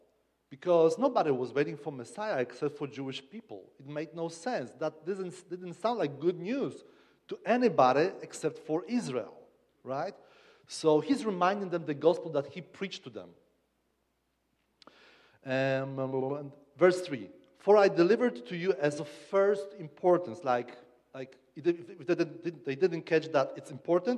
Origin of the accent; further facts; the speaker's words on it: Kraków, Lesser Poland, Poland; accent: Polish; English is a second language; I come from Kraków